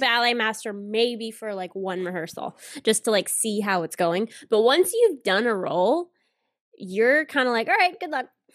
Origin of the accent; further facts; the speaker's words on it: the South, United States; I'm from the South, so I can do the accent without whatever being, you know, rude because that's where I'm from